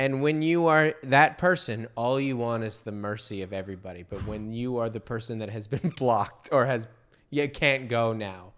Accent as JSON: {"language": "English", "town": "Federal Way", "region": "Washington", "country": "United States", "tie": "born or raised there", "said": "I grew up in Federal Way"}